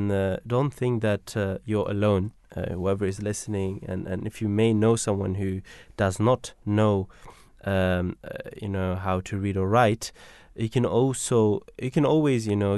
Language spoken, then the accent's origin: English; Belgium; English is a second language; now in United Kingdom; I'm from Belgium. And and the in Belgium, whatever you write, you would read exactly the way it is, right? And the struggle that I had when I came to UK is that I had to learn every